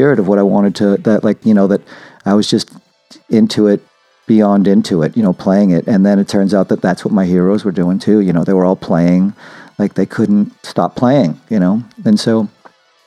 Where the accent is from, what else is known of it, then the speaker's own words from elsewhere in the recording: Brockton, Massachusetts, United States; I'm from Brockton, from Massachusetts.